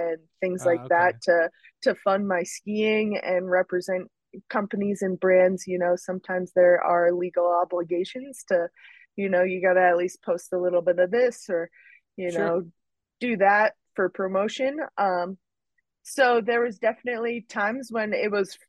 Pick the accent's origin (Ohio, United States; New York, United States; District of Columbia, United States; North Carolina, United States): New York, United States; Rockville Centre; also born or lived in Oceanside, New York / Mount Snow, Vermont; I'm from Rockville Center, Oceanside. My dad and all my family are in Garden City, so Nassau County.